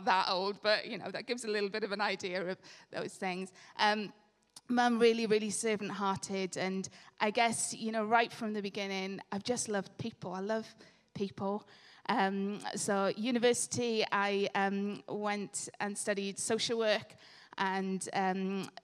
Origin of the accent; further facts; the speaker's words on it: Swansea, Wales, United Kingdom; moved away as an adult; now in Loughborough, United Kingdom; I was born in Swansea